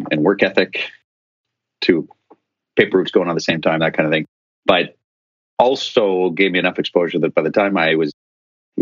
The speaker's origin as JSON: {"language": "English", "town": "Ottawa", "region": "Ontario", "country": "Canada", "tie": "born or raised there", "also_born_or_lived": "Ireland", "moved": "as an adult", "said": "My parents ran what was one of the largest commercial construction businesses in my hometown of Ottawa, Canada."}